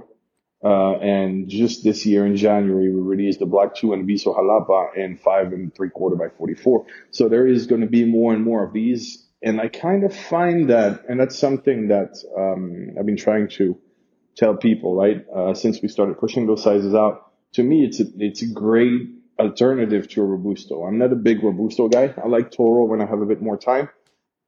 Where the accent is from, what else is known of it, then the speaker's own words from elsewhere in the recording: Geneva, Switzerland; moved away as an adult; now in Honduras; growing up in Geneva